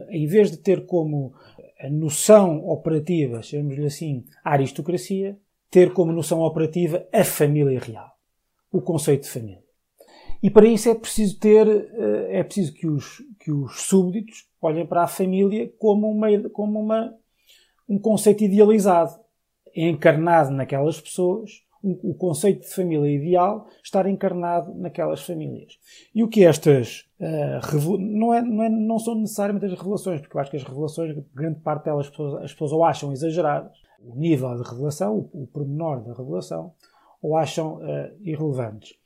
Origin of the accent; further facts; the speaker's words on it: Portugal; era monárquico, sou português, sou republicano